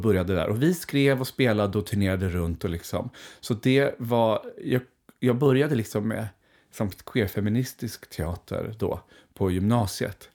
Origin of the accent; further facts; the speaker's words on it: Skogås, Stockholm County, Sweden; där växte jag upp tillsammans med min mamma